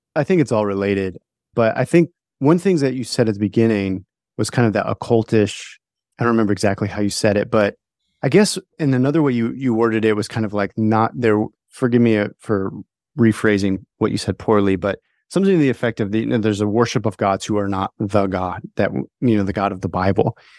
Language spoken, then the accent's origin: English; Stockton, California, United States; moved away as an adult; now in South Carolina, United States; I grew up near Stockton, California